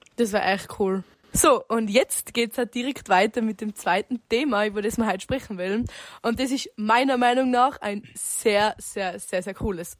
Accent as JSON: {"language": "German", "area": "Zillertal", "region": "Tyrol", "country": "Austria", "said": "ich komme aus einem wunderschönen Zillertal"}